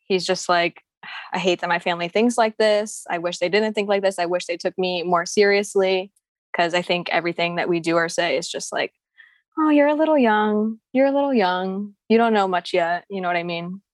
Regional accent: Philippines; I'm Filipino too.

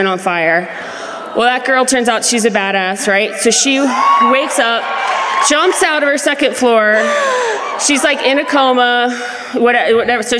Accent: Florida, United States; now in Denver, United States; I'm from Florida

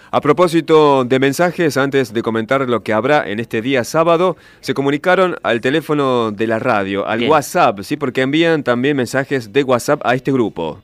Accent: Argentina

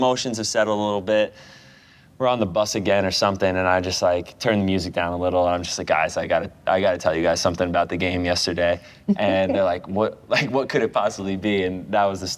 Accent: United States; moved away as an adult; now in England; I'm American

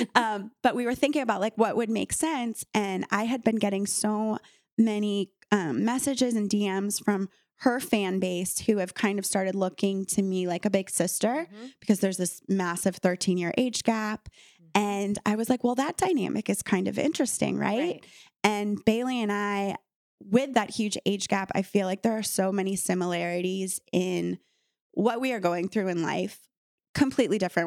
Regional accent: Miami, Florida, United States; moved away as an adult; growing up in Miami

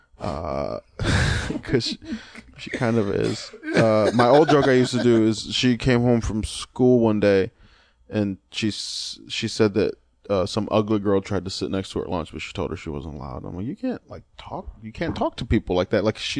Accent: Lorain, Ohio, United States; also born or lived in Cleveland, Ohio; my hometown, which is Lorain, Ohio

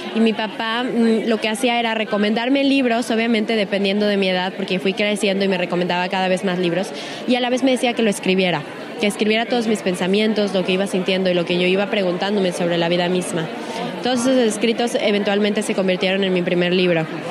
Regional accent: Mexico; una mexicana, orgullosamente mexicana

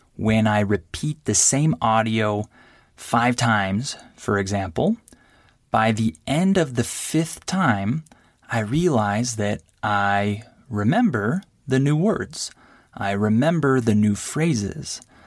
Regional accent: California, United States; first language English; I'm from California

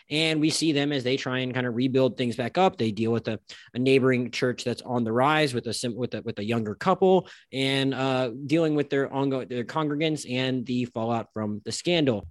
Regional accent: Florida Panhandle, United States; now in South Florida, United States; I currently live in South Florida, I was raised in the Panhandle of Florida

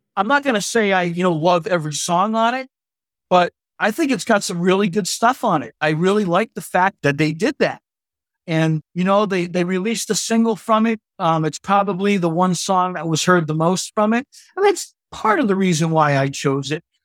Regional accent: Boston, Massachusetts, United States; I'm from Boston

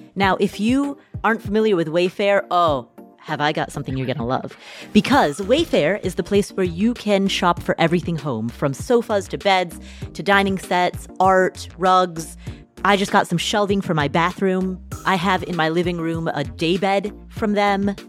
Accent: Nepal; moved away; I'm from Nepal

